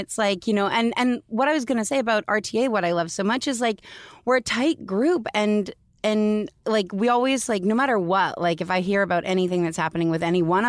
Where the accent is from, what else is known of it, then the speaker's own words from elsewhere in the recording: Canada; We're both from